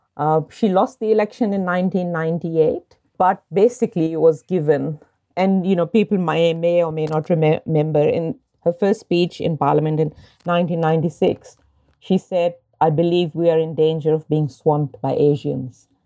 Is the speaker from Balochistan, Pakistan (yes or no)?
no; Lahore, Punjab, Pakistan; moved away as an adult; also born or lived in Sydney / Port Macquarie; now in Australia; I grew up in Lahore, a city of ten million people